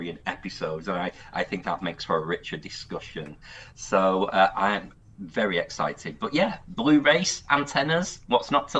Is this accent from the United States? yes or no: no; United Kingdom; I'm from Britain